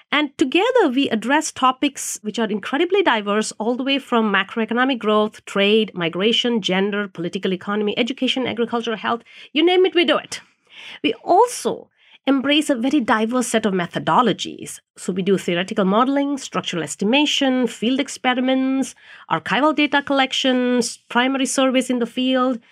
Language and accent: English; India; moved away; I grew up in India, which is a developing country